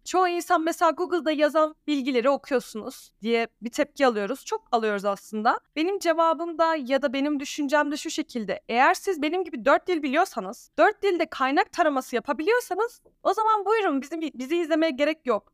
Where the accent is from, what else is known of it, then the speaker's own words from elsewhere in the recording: Alanya, Antalya, Turkey; first language Danish; Turkish is a second language; also born or lived in Denmark; now in Ankara, Turkey; ben Türkiye'de doğdum, Alanya'da doğdum. Çok kişi bilmiyor ama iki ana dilim var. İlk öğrendiğim dil Danca, ikincisi Türkçe.